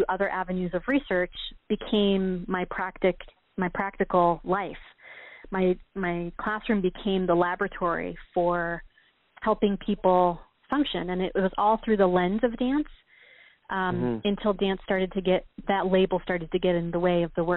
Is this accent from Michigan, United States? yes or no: yes; Michigan, United States; moved away as an adult; also born or lived in New York / Los Angeles / Chicago; we're both originally from Michigan